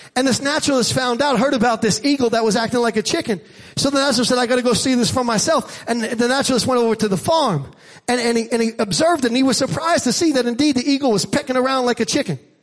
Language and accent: English; New York City, New York, United States; I grew up in Staten Island and in Staten Island, we didn't have a porch per se. We had a stoop